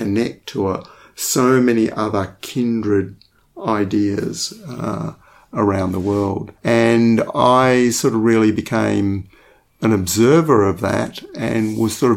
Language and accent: English; Western Australia, Australia; growing up in Western Australia in the 1960s